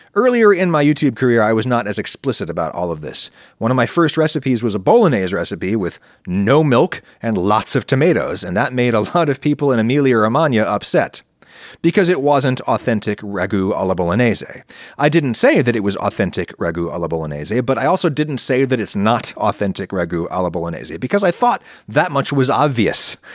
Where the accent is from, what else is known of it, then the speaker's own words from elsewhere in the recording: United States; accent: American; I'm an American, I speak with an American accent